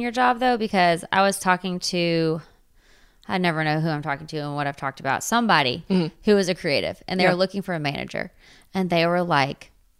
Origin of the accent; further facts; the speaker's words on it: Waco, Texas, United States; I grew up in Waco.